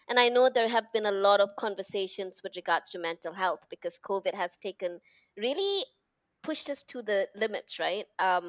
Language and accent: English; Malaysia; also born or lived in United Kingdom; I was born and brought up in Malaysia, lived in the UK.